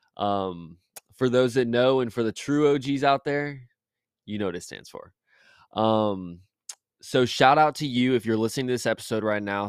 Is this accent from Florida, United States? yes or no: yes; Jacksonville, Florida, United States; born and raised in Jacksonville my whole life, Jacksonville, Florida, shout out Duval